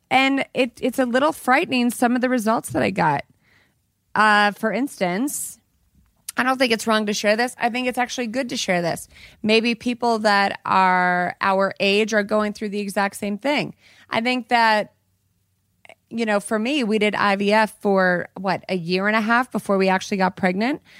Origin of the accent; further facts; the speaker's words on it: Colorado, United States; In my oh, home state. In my home state where I'm from.